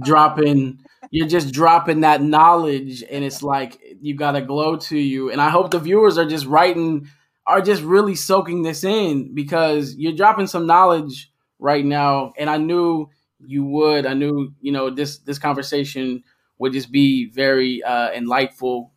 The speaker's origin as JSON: {"language": "English", "town": "Middletown", "region": "Ohio", "country": "United States", "tie": "born or raised there", "said": "I'm born from Middletown too"}